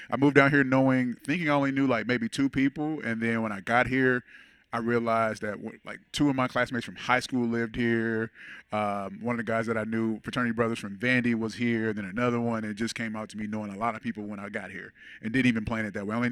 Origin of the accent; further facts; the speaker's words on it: Portsmouth, Virginia, United States; born there; Uh, I was actually born in Portsmouth, Virginia. I'm a Navy baby.